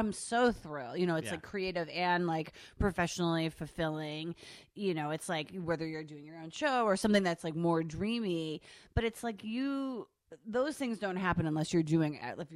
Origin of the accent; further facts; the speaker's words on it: East Coast, United States; now in Los Angeles, United States; I'm from the East Coast and like my family's all there